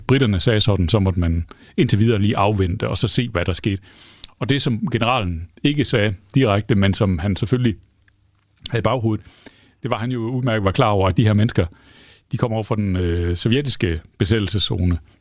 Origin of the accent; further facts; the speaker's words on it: Denmark; som danskere